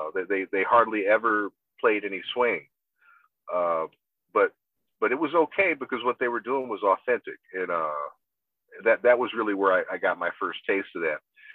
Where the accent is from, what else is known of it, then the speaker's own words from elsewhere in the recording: Augusta, Georgia, United States; I'm from Augusta, Georgia.